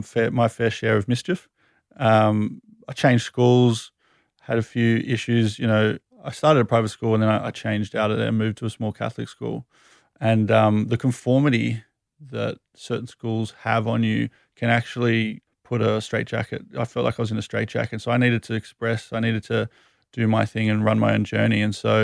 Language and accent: English; Sydney, New South Wales, Australia; also born or lived in United Kingdom; Sydney, born and raised.